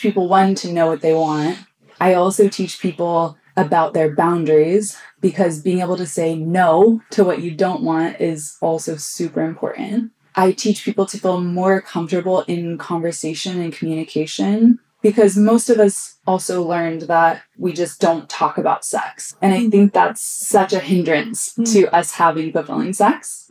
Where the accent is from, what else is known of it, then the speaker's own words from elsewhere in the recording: Austin, Texas, United States; I grew up here in Austin